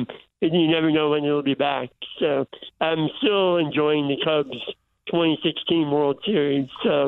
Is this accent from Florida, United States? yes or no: yes; South Florida, United States; moved away; I remember growing up in South Florida